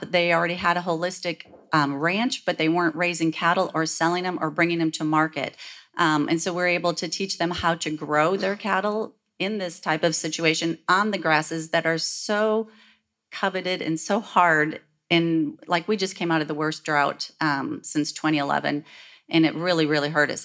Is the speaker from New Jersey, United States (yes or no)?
no; Michigan, United States; now in Texas, United States; where I was raised in Michigan